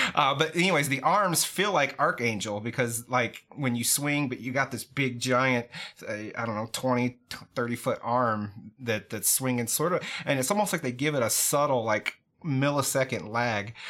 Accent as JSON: {"language": "English", "country": "United States", "said": "I'm an American."}